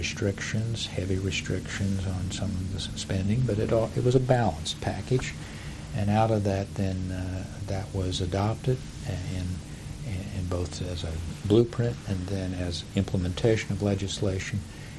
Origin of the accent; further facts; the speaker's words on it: Midwest, United States; Growing up in the Midwest, where we grew on the farm corn